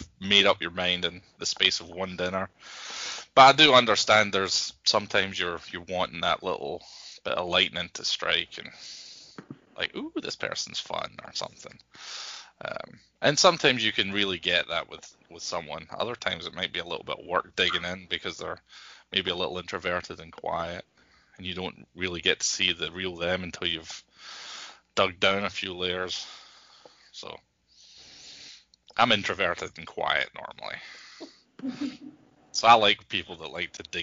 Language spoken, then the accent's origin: English; Scotland, United Kingdom; accent: Scottish; moved away as an adult; now in United States; I've almost lived here as long as I lived in Scotland